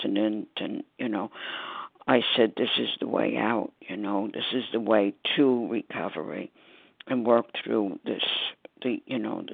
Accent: New York City, New York, United States; I'm from Staten Island, New York

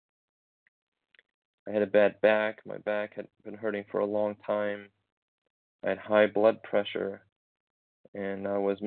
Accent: Germany; moved away as an adult; now in United States; memories from my teens in my hometown in Germany

